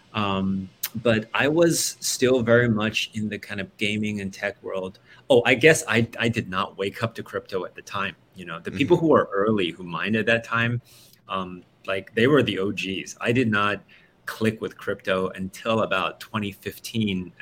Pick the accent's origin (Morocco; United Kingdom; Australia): Australia; moved away as an adult; also born or lived in Silicon Valley; I grew up in Australia and moved to Silicon Valley to work for them